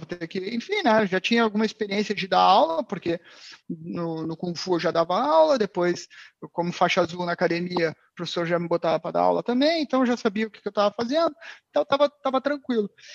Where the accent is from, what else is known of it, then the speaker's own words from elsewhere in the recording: Porto Alegre, Rio Grande do Sul, Brazil; moved away as an adult; now in Portugal; Eu sou de Porto Alegre. Pô, sou de Porto Alegre, pessoal aí de Portugal que não sabe, é sul do Brasil